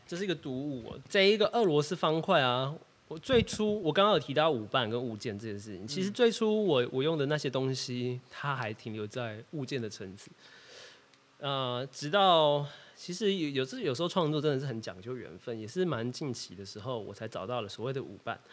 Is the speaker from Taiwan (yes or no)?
yes; Kaohsiung, Taiwan; 我是高雄人